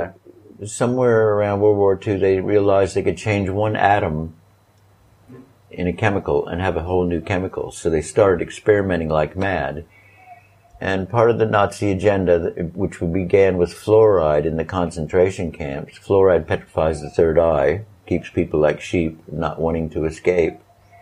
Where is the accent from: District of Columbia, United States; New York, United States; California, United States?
District of Columbia, United States; born there; I was born in Walter Reed Army Hospital, 1951.